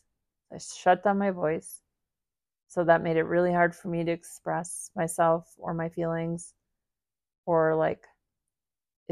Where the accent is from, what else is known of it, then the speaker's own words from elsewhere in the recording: Midwest, United States; growing up in the Midwest, going to the high school that I went